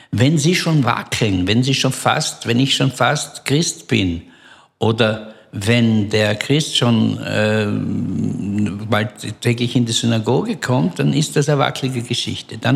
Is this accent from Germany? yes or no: no; Belgium; er merkt an meiner Aussprache, dass ich ähm, nicht Israeli bin. Und äh, dann habe ich ihm gesagt, ich bin aus Belgien.